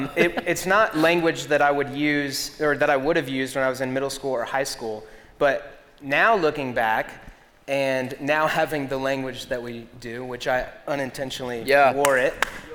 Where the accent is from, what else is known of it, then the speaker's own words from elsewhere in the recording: Greenville, South Carolina, United States; also born or lived in Columbia, South Carolina / Florida / Alabama / Atlanta; I was born in Columbia, South Carolina, right in Lexington, where you guys are at. And then we moved to Florida for 6 months. So I was in Columbia for 5 years. Florida for 6 months, Alabama for 3 years, Atlanta for 1 year, and then to Greenville.